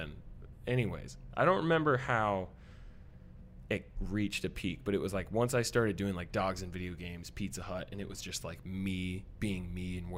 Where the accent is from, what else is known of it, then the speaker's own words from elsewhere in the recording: Midwest, United States; accent: Midwestern; my like Midwestern accent definitely comes out, which I didn't even think I had one